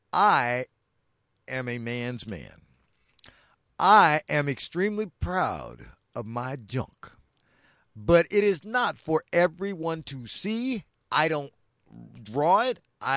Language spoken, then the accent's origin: English; New York, United States; I am from the great state. I was born in New York.